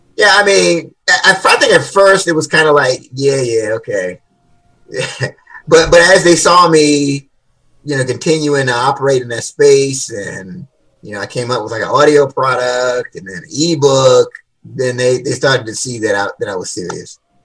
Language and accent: English; Washington, District of Columbia, United States; So I grew up in Washington D.C. Yeah, born and raised